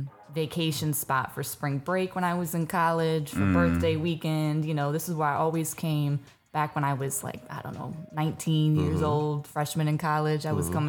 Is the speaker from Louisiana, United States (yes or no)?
no; St. Louis, Missouri, United States; moved away as an adult; now in Tampa, United States; I'm originally from the St. Louis area.